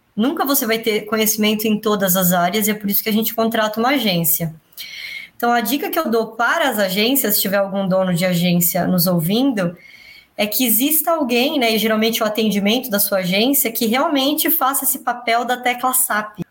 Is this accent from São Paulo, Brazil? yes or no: yes; São Paulo, Brazil; eu cresci, eu nasci no Belenzinho, eu cresci no Tatuapé